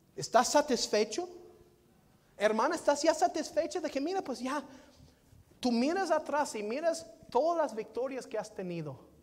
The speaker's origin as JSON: {"language": "Spanish", "area": "Lewisville", "region": "Texas", "country": "United States", "tie": "born or raised there", "said": "Louisville, Texas, donde yo nací"}